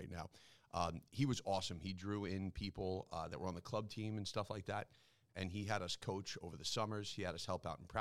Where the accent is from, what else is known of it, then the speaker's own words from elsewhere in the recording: East Meadow, New York, United States; I grew up in East Meadow School District